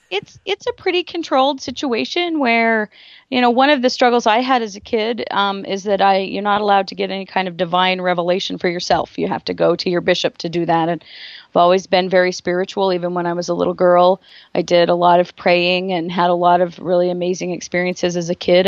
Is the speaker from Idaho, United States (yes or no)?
yes; Rexburg, Idaho, United States; also born or lived in Driggs, Idaho; I was born in Driggs, Idaho